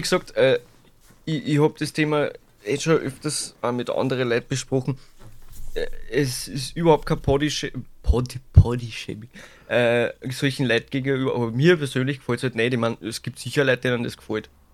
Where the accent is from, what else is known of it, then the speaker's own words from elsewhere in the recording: St. Pölten, Lower Austria, Austria; Ich bin geboren in St. Pölten